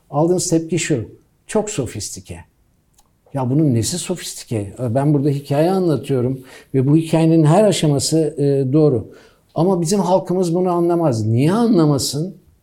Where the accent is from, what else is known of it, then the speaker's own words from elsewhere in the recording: United States; moved away; ben Amerika'da büyüdüm.